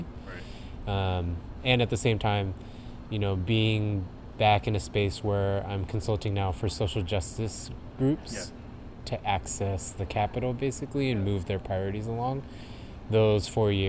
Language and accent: English; Riverside, California, United States; moved away; also born or lived in Oakland; born and raised in Riverside, California, which is down inland in Southern California